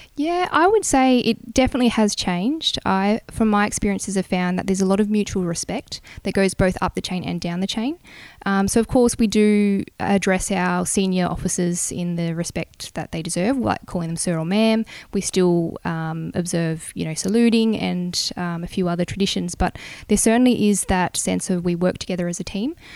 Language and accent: English; Bungendore, New South Wales, Australia; also born or lived in Canberra; I grew up in Bungendore in New South Wales, so small country town just out of Canberra.